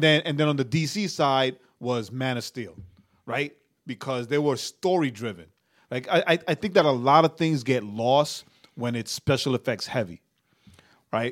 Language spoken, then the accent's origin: English; New York, United States; also born or lived in Puerto Rico; I'm a New Yorker